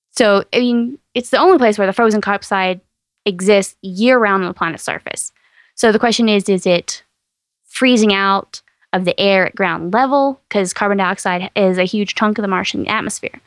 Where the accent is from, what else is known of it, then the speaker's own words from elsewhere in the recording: East Texas, United States; I grew up in East Texas